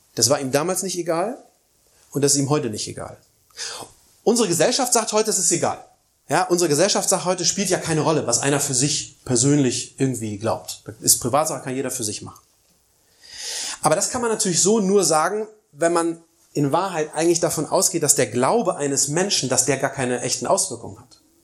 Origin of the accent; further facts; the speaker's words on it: East Germany, Germany; bei uns in Ostdeutschland